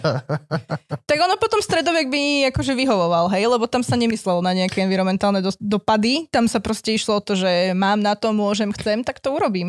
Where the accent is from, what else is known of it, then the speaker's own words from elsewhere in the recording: central Slovakia, Slovakia; moved away as an adult; now in eastern Slovakia; Ako ja originál nie som z východu, len tam prebývam posledných 9 rokov, ale ja som zo stredného Slovenska